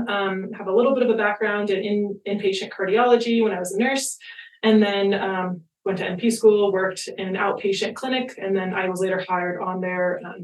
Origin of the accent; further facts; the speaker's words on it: Colorado, United States; And my background, I'm actually born and raised in Colorado, so kind of fun being native.